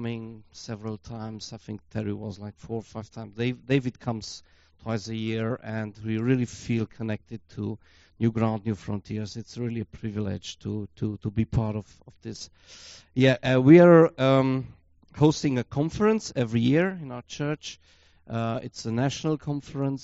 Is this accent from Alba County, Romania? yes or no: no; Brașov, Brașov County, Romania; I'm come from Brasov